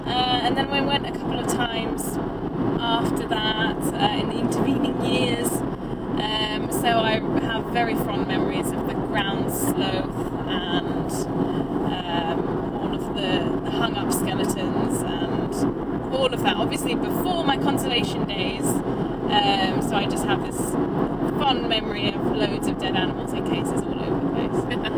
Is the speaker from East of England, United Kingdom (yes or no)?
yes; Colchester, East of England, United Kingdom; I'm from Colchester, which is only a couple of hours drive from Cambridge